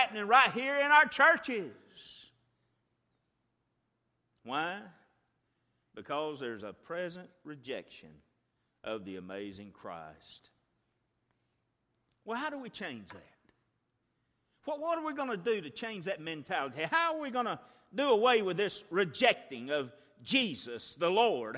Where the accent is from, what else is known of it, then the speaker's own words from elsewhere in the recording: Chilton County, Alabama, United States; I'm from Chilton County, and Mama's from there